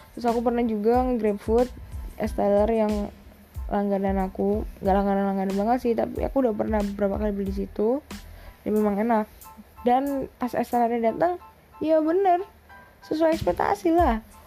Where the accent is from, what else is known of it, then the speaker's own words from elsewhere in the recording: Surabaya, East Java, Indonesia; aku anak Surabaya, bisa bahasa Jawa, tapi nggak sekental itu.